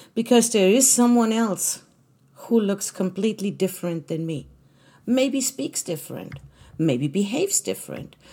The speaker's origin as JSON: {"language": "English", "country": "Germany", "tie": "born or raised there", "moved": "as an adult", "lives_now": "United States", "said": "I was born in Germany. I was actually German. Now I'm American, but, um, I'm an American citizen, but I was German for most of my life"}